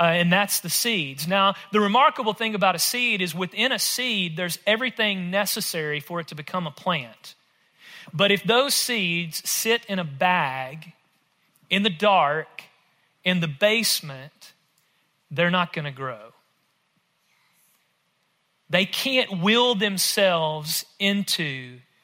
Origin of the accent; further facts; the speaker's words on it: rural West Tennessee, United States; I grew up in rural West Tennessee, if my accent doesn't give it away